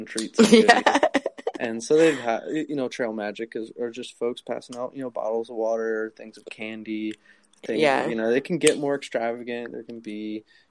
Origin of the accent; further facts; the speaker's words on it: Durham, North Carolina, United States; I was raised in Durham, but my parents both went to UNC.